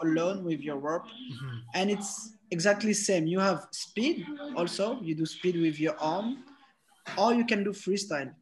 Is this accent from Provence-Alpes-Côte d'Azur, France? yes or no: no; Paris, Île-de-France, France; I'm from Paris, France